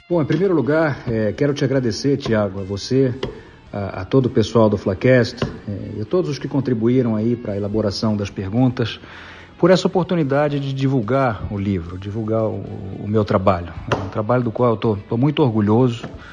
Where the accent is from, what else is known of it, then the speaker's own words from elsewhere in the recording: Niterói, Rio de Janeiro, Brazil; E o sujeito crescendo no Rio de Janeiro, no meu caso em Niterói